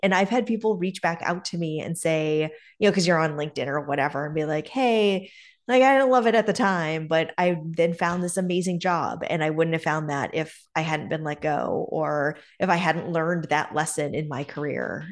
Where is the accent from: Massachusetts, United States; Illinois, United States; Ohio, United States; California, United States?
Massachusetts, United States; North Andover; also born or lived in Keene, New Hampshire; We were there through the third grade, and then we moved to a town called North Andover, Mass, uh, which is sort of the North Shore area of Massachusetts, just above Boston